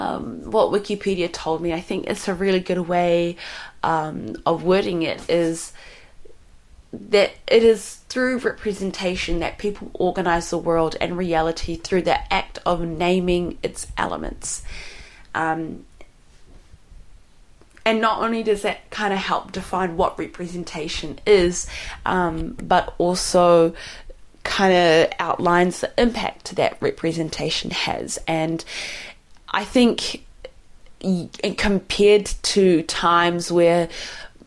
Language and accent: English; Somalia; I'm from Somali